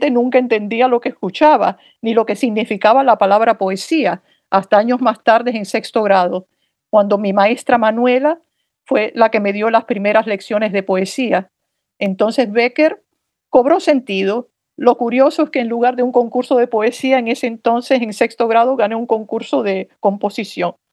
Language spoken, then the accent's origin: Spanish; Havana, Cuba; born there; Mira, yo nací en La Habana y aunque podía haber nacido por circunstancias familiares en New York, soy una poeta en tránsito